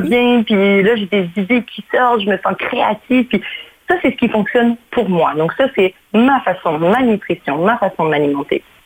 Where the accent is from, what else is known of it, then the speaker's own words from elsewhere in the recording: Canada; moved away as an adult; also born or lived in Mauritius; now in Portugal; j'ai grandi, je suis née à l'île Maurice. Mes parents ont eu l'excellente idée d'immigrer au, au, Canada lorsque j'avais 9 ans. Donc, j'ai grandi au Canada